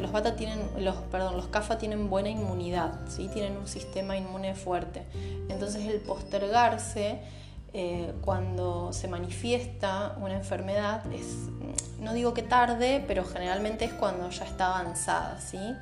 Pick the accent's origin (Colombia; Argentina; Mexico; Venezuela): Argentina; Santa Fe; soy de Santa Fe, capital, Argentina